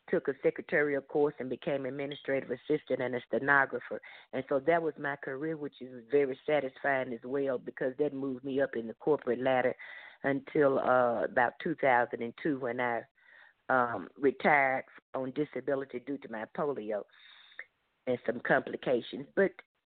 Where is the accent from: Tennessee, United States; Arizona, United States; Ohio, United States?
Tennessee, United States; Memphis; I grew up in the South in the city of Memphis, the state of Tennessee